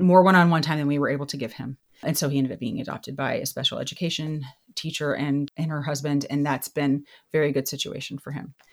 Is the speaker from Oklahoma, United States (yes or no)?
no; Texas, United States; I grew up in Texas with my parents